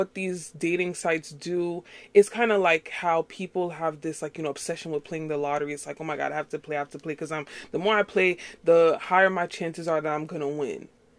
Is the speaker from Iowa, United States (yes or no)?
no; New York, United States; I'm not from Texas. I'm born and raised in New York. You probably can't tell that. I don't have a New York accent.